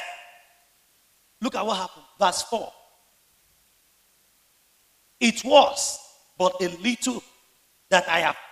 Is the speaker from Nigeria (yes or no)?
yes; Lagos, Nigeria; the Ilaje Bariga where I grew up